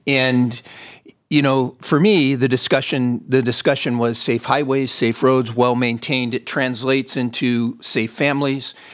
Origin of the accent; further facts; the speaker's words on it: Fontana, California, United States; I was born and raised in Fontana, California